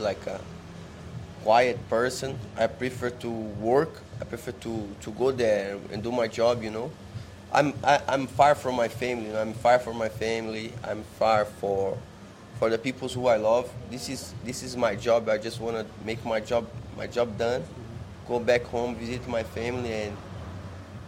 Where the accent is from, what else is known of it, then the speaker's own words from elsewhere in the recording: São Paulo, Brazil; English is a second language; moved away as an adult; now in Thailand; I come from Sao Paulo, from not rich family